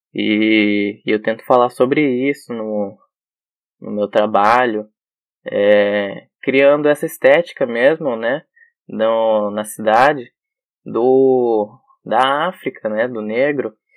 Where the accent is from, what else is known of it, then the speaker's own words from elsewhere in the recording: São Paulo, Brazil; eu vim da periferia de São Paulo